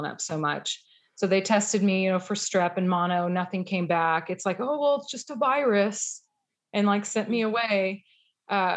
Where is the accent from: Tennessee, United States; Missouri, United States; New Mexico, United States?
Missouri, United States; I grew up in Missouri